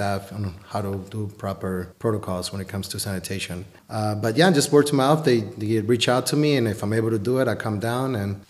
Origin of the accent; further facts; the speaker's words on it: Las Vegas, Nevada, United States; moved away as an adult; also born or lived in Colombia; now in Sonoma, United States; Vegas. Yes, I'm from Las Vegas. I originally was born in Colombia, South America.